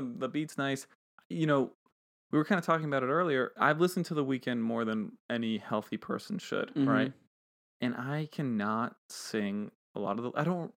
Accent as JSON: {"language": "English", "town": "Miami", "region": "Florida", "country": "United States", "also_born_or_lived": "Pittsburgh", "moved": "as an adult", "said": "I'm from Miami. I went to school in Pittsburgh"}